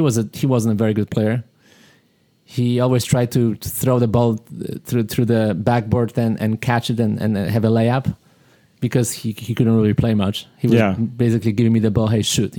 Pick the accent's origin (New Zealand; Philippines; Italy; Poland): Poland; moved away; I'm from Poland